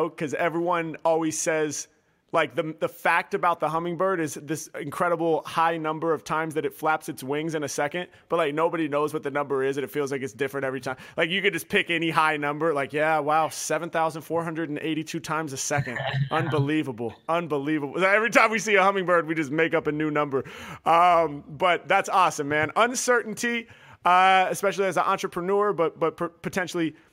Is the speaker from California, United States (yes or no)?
no; Portland, Oregon, United States; now in Los Angeles, United States; I'm from Portland, Oregon, and now I'm